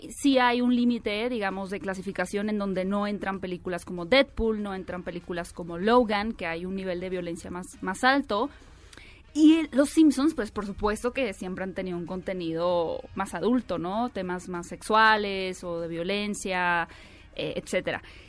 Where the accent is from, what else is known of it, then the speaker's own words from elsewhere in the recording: northern Mexico, Mexico; accent: norteña; soy como norteña, así salvaje